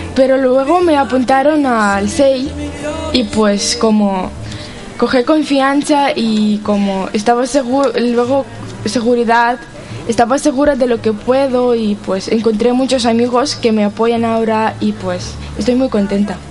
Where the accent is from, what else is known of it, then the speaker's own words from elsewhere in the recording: Ukraine; now in Pamplona, Spain; vengo de Ucrania